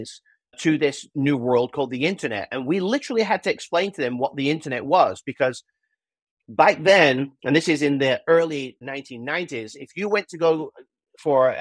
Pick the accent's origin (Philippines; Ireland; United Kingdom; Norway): United Kingdom; moved away as an adult; now in United States; when I first came to America when I was 21 years old. I'm a Brit, as we had discussed earlier. I'm not Australian. I am a Brit